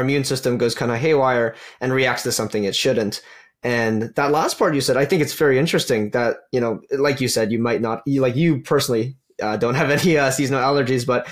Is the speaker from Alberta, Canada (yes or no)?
yes; Calgary, Alberta, Canada; I'm originally from Calgary